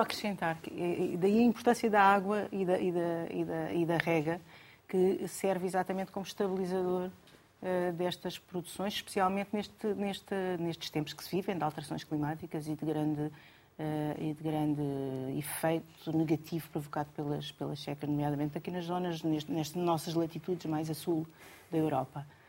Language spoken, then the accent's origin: Portuguese; Alentejo, Portugal; sou alentejano